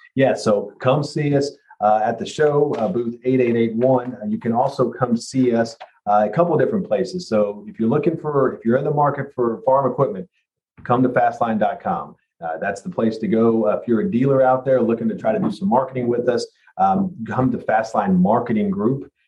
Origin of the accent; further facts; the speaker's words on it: Kentucky, United States; I grew up in Kentucky here, and I've spent most of my life here